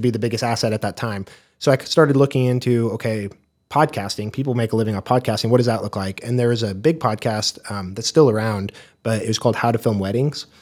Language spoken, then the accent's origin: English; Wichita, Kansas, United States; also born or lived in Corpus Christi, Texas; I grew up in the Wichita area